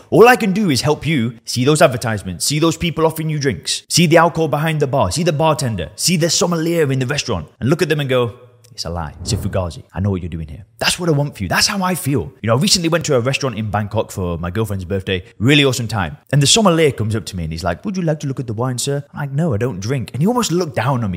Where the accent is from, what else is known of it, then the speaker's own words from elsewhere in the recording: Lancashire, North West England, United Kingdom; I'm from Lancashire in the northwest of England